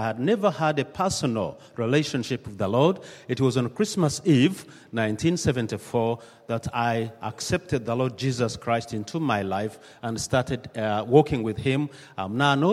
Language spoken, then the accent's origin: English; Uganda; I come from Uganda, the Church of the Province of Uganda